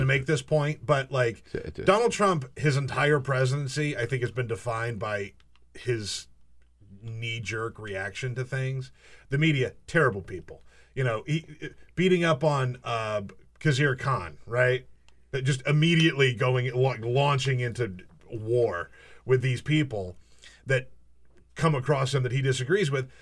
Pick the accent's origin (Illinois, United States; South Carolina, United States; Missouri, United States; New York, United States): South Carolina, United States; I grew up in South Carolina.